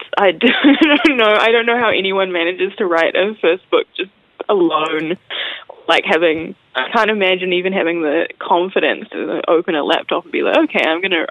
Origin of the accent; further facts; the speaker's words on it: Auckland, New Zealand; also born or lived in Wellington; I'm from Auckland, and I've lived there most of my life